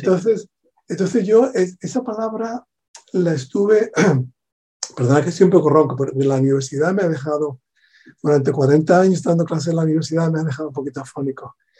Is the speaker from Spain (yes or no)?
yes; Spain; also born or lived in southern Spain; a pesar de ser de España